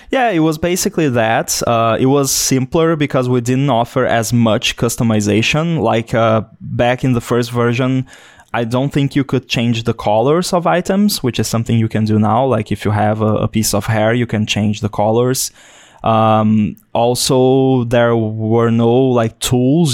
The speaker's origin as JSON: {"language": "English", "country": "Brazil", "also_born_or_lived": "Florianópolis, Santa Catarina", "said": "I'm from Brazil"}